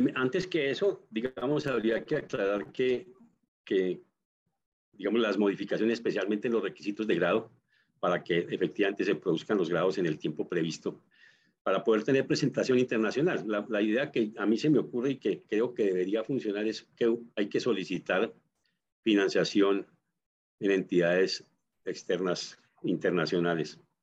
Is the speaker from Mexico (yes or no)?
no; Colombia